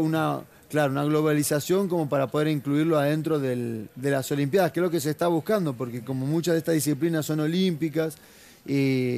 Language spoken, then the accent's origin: Spanish; La Plata, Buenos Aires Province, Argentina; moved away as an adult; also born or lived in Brazil; now in United States; yo arranqué acá en mi ciudad natal, que es La Plata. Yo viví toda mi vida en La Plata hasta los 20 años de, edad